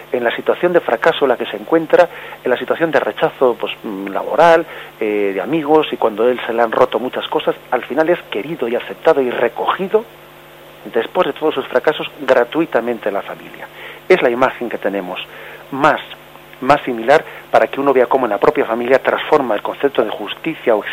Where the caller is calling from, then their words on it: Vigo, Galicia, Spain; de Vigo.